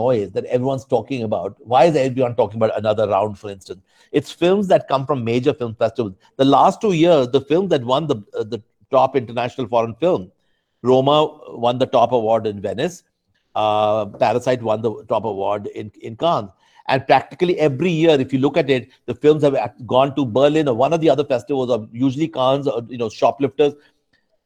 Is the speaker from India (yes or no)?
yes; India; I'm Indian